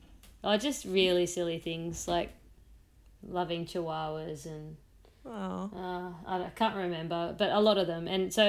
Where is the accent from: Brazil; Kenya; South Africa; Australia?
Australia; Central Coast, New South Wales; moved away; also born or lived in Sydney; I was from the Central Coast.